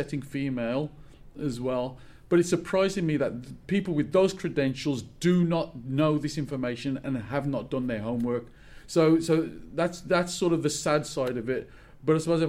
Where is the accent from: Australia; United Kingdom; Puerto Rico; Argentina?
United Kingdom; Birmingham, West Midlands; I'm from Birmingham.